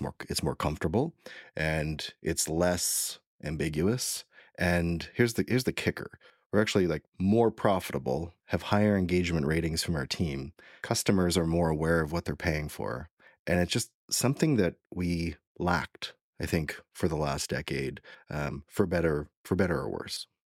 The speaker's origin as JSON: {"language": "English", "country": "Canada", "said": "I'm from Canada"}